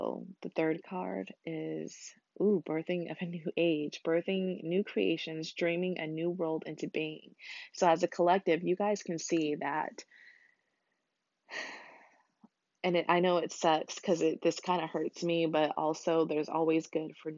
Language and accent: English; United States; as an American